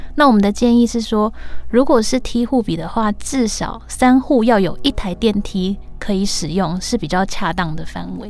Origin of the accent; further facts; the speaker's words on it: Tainan, Taiwan; moved away as an adult; now in Taipei, Taiwan; 因为我是北漂嘛，我就是台南人，然后到台北工作